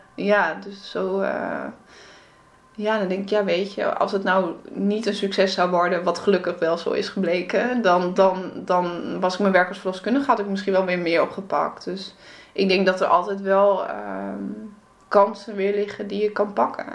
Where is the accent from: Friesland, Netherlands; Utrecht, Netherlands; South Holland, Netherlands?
Friesland, Netherlands; moved away; also born or lived in Groningen / Antwerp; ik kom eigenlijk uit Friesland